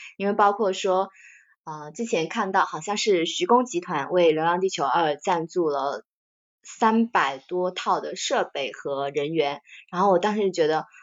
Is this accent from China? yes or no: yes; China; 我感觉作为中国人来说